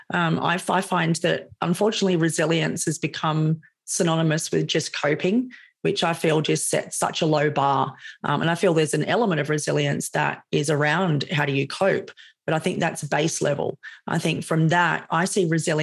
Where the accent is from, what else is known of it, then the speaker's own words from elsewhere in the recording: Sydney, New South Wales, Australia; You can probably hear that I'm Australian. I live in Sydney, born and raised in Sydney.